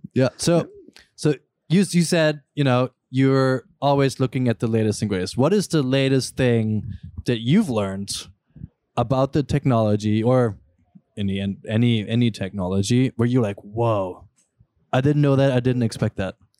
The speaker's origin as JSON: {"language": "English", "country": "Germany", "tie": "born or raised there", "moved": "yes", "said": "I grew up in Germany"}